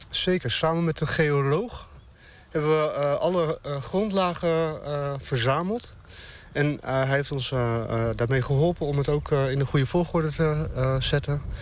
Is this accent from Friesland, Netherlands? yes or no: yes; Harlingen, Friesland, Netherlands; we komen uit Harlingen, dus we zijn heel erg met de getijden daar bezig.